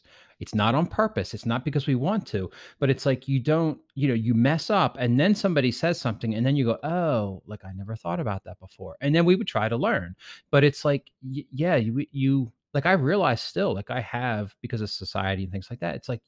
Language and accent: English; Baltimore County, Maryland, United States; I grew up in the Baltimore area